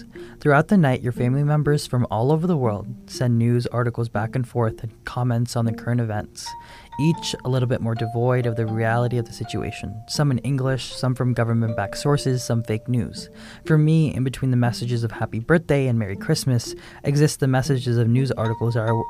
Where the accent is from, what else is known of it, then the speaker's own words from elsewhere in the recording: Phoenix, Arizona, United States; I'm from Phoenix, Arizona.